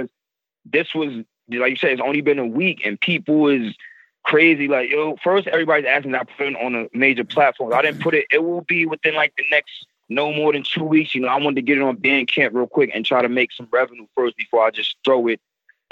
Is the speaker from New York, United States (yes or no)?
yes; Long Island, Suffolk County, New York, United States; also born or lived in Virginia; from New York, I'm from Long Island